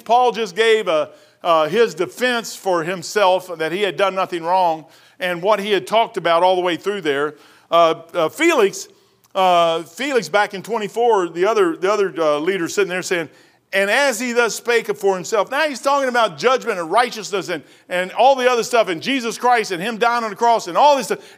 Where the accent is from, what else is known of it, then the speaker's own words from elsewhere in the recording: Kentucky, United States; I was born and raised in Kentucky